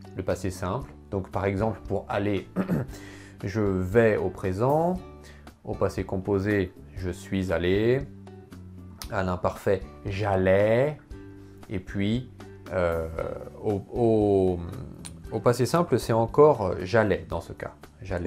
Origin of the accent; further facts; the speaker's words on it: Poitiers, Nouvelle-Aquitaine, France; first language French; je suis né à Poitiers, à côté de Poitiers